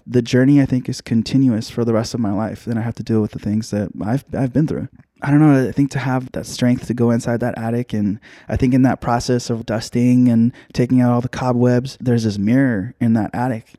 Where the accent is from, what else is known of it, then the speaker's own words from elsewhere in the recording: Union City, California, United States; also born or lived in Hayward; I was born in Hayward, uh, raised in Union City